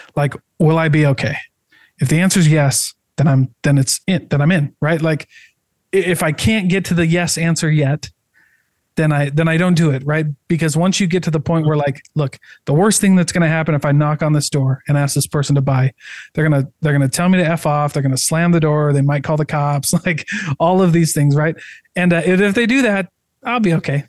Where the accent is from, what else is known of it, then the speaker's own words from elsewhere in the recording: Iowa, United States; moved away; also born or lived in St. George, Utah; I'm from Iowa